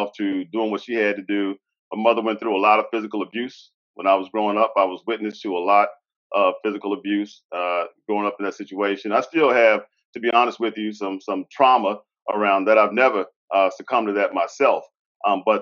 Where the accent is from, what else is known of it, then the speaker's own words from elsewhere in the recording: Alexandria, Virginia, United States; also born or lived in Arlington, Virginia; I grew up in Alexandria, Virginia